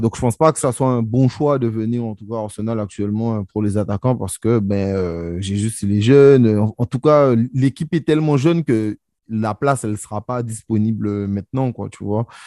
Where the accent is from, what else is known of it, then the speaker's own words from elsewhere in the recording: Guadeloupe; je suis guadeloupéen